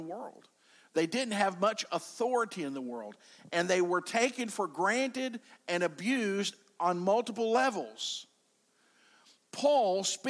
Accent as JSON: {"language": "English", "country": "United States", "said": "I'm an American"}